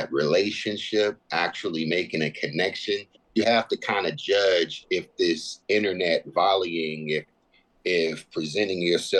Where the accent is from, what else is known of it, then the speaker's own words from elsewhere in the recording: Southern California, United States; I'm from Southern California.